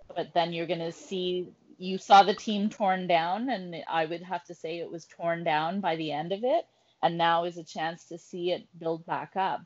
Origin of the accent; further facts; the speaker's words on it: Ottawa, Ontario, Canada; I grew up in Ottawa in the 80s